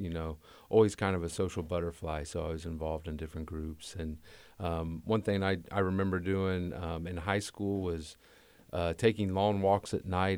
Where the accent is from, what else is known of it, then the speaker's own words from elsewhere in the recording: Muncie, Indiana, United States; I grew up in Muncie.